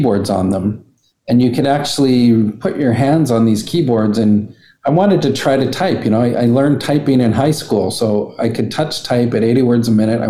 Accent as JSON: {"language": "English", "region": "Alberta", "country": "Canada", "said": "we're just from Alberta"}